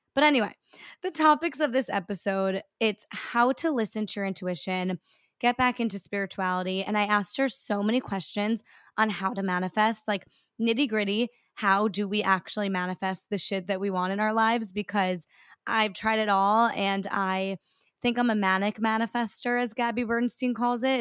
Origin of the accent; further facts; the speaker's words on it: New York, United States; I'm a New Yorker